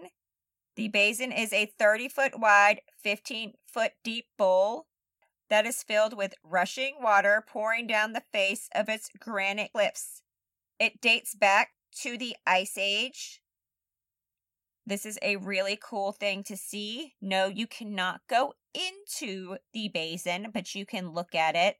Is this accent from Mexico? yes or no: no; Germany; moved away; They were both originally from Germany. Shout out to my home country.